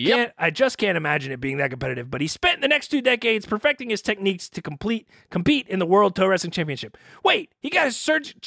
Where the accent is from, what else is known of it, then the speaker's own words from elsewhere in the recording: Pittsburgh area, Pennsylvania, United States; I'm from the Northeast, Pittsburgh-ish, Pennsylvania area.